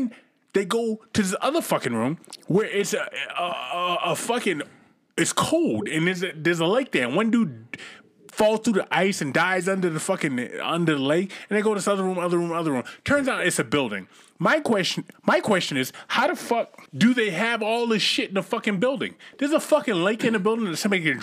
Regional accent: East Coast, United States; I come from the East Coast.

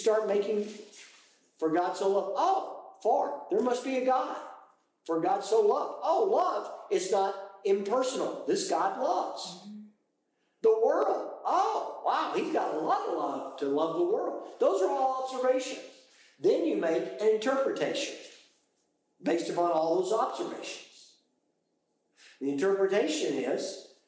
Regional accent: United Kingdom; I am British.

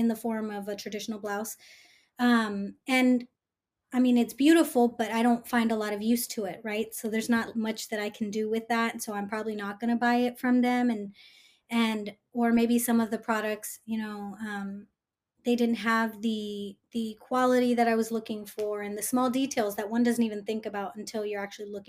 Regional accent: Bay Area, California, United States; I'm first gen, born and raised in the Bay Area

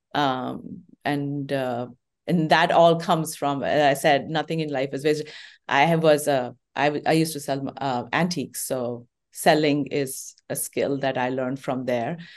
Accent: India; moved away as an adult; now in United States; I grew up in Indian

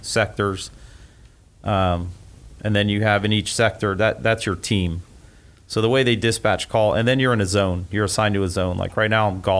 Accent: Miramar, Florida, United States; also born or lived in Hollywood, Florida / Fort Lauderdale, Florida; now in Gainesville, United States; I grew up in South Florida, Hollywood, Fort Lauderdale, actually Miramar is where I went to school

